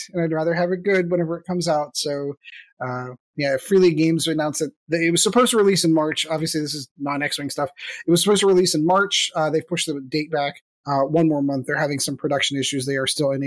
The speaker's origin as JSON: {"language": "English", "country": "United States", "said": "I am an American"}